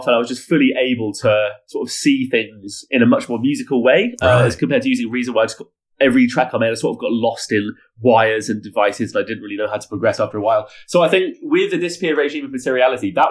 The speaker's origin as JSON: {"language": "English", "town": "Oxford", "region": "South East England", "country": "United Kingdom", "tie": "born or raised there", "moved": "yes", "lives_now": "Melbourne, Australia"}